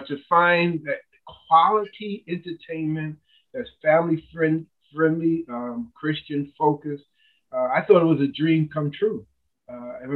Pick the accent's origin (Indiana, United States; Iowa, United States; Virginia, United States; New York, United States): New York, United States; New York City; moved away as an adult; also born or lived in Michigan; I was born and raised in Harlem, New York.